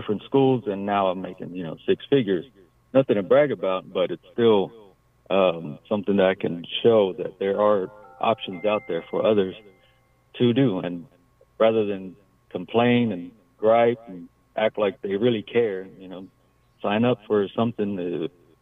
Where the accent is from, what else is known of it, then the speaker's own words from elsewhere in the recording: Hidalgo County, Texas, United States; growing up in Hidalgo County, one of the poorest counties in the country